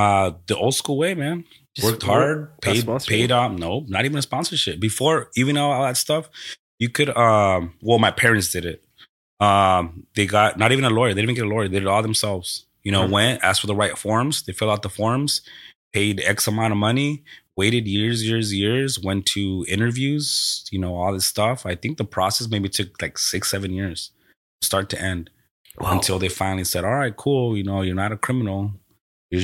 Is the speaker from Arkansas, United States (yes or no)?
no; Costa Mesa, California, United States; also born or lived in Mexico / Rosemead / Watts; I grew up in Costa Mesa. Costa Mesa from the age of, I don't even know what age, but I was in first grade, whatever age you're at for in first grade. So I moved there from... Rosemead.